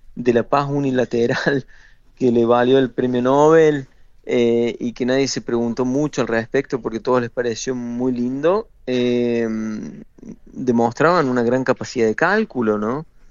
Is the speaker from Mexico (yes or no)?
no; Argentina; como argentino que he vivido siempre muy cerca el fútbol como un hecho totalitario y devastador, como sucede en mi país